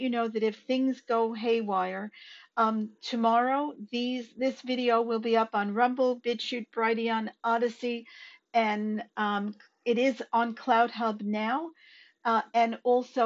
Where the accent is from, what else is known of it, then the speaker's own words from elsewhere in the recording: Australia; as Australian citizens